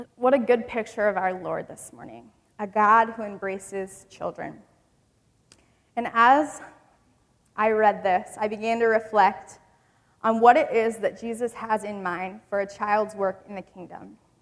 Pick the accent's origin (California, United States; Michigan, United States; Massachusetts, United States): Michigan, United States; I grew up in Michigan